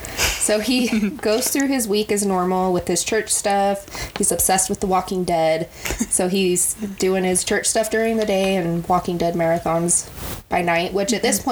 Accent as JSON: {"language": "English", "region": "Utah", "country": "United States", "tie": "born or raised there", "said": "we grew up in Utah. So we were surrounded by like the LDS church."}